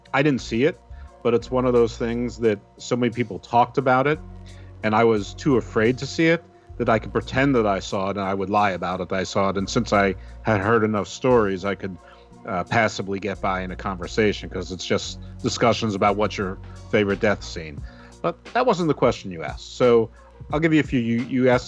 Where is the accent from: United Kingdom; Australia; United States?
United States; New York; I grew up in New York